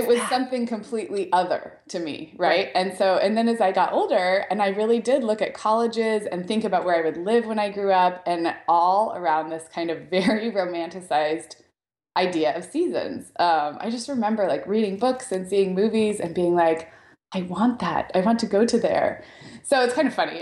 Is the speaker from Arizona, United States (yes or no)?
no; Santa Barbara, California, United States; I grew up in Santa Barbara